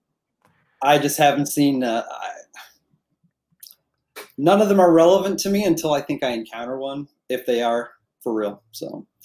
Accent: Chicago, Illinois, United States; growing up in the South Side of Chicago

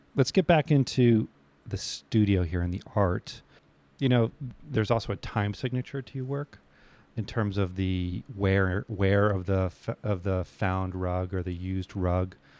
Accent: New England, United States; I grew up in New England

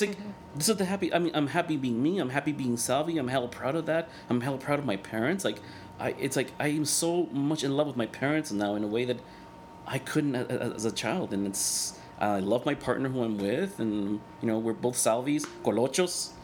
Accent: El Salvador; first language Spanish; English is a second language; moved away; Salvador because that's where I'm from

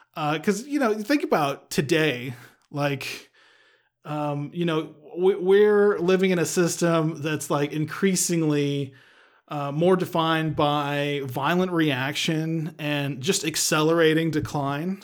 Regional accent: Texas, United States; we're from the great state of Texas

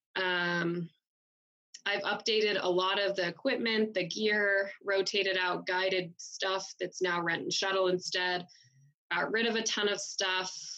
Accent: Billings, Montana, United States; also born or lived in Fort Benton, Montana; I am a native Montanan. Um, I grew up in Billings, Montana

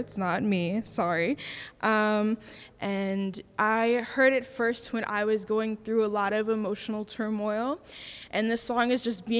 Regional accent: Houston, Texas, United States; moved away as an adult; now in Chicago, United States; I'm originally from Houston, Texas, and that's really where I got my start in my songwriting

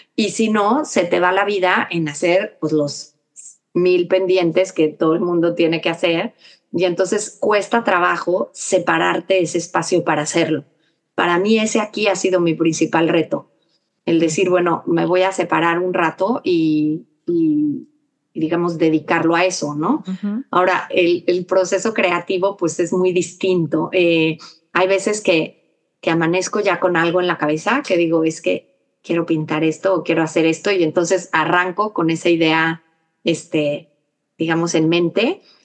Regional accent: Mexico; also born or lived in New York; now in Texas, United States; nosotros también como mexicanos viviendo aquí

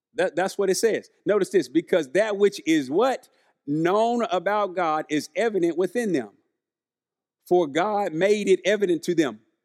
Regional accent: Arkansas, United States; I'm from Arkansas, we're living in Arkansas

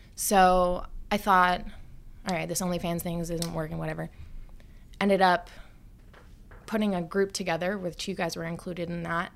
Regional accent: Long Island, New York, United States; I grew up on Long Island

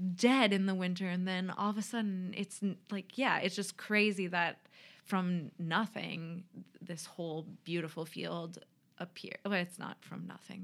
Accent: Minneapolis, Minnesota, United States; moved away as an adult; also born or lived in Washington State; now in Rochester, Minnesota, United States; I grew up in the cities, and my parents still live in Eagan

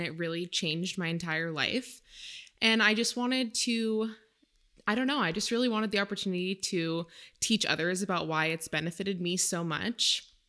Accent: Maine, United States; now in California, United States; I am originally from Maine

